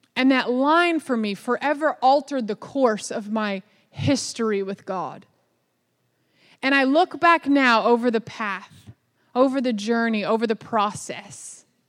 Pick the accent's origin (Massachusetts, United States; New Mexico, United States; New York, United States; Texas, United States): Texas, United States; Dallas; I was born in Dallas, Texas, so I am from the South